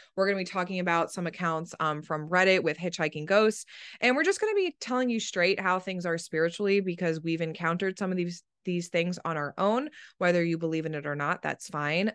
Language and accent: English; East Coast, United States; I grew up on the East Coast